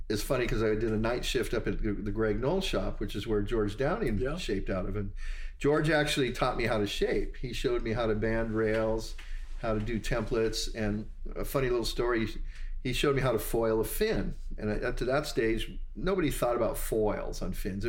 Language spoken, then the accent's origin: English; Hawaii, United States; growing up in Hawaii